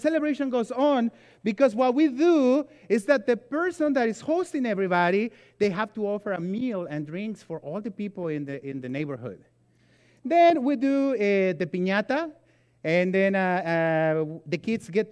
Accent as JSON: {"language": "English", "country": "Mexico", "tie": "born or raised there", "moved": "yes", "said": "I grew up in Mexico"}